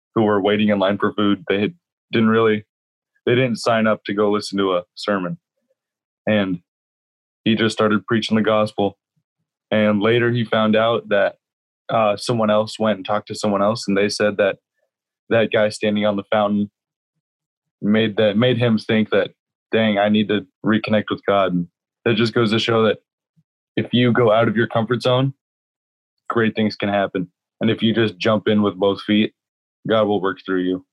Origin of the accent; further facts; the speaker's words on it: Encinitas, California, United States; also born or lived in Grand Rapids, Michigan; I am from Encinitas, California. I actually grew up in this church